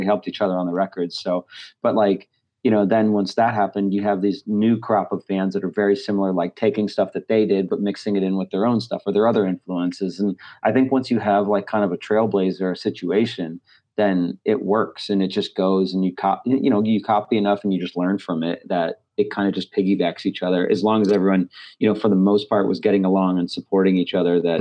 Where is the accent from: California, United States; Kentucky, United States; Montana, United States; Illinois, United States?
Illinois, United States; Chicago; now in Los Angeles, United States; I was from Chicago